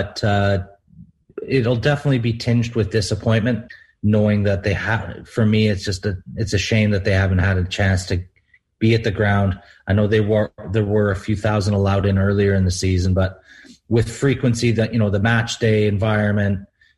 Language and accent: English; Canada; moved away; also born or lived in Wycombe; being a Canadian